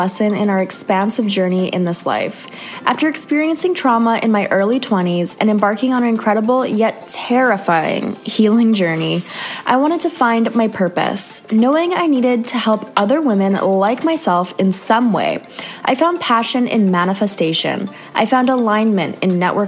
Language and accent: English; Canada; moved away; another Canadian girl